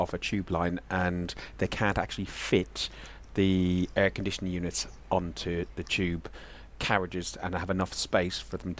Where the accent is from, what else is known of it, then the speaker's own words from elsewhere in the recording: Ireland; moved away; the mighty country that is Ireland, my home country.